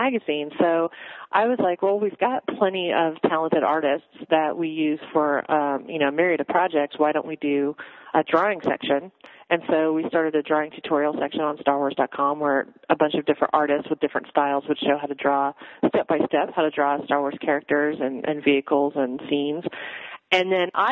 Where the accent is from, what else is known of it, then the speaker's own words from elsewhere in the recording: Midwest, United States; I grew up in the Midwest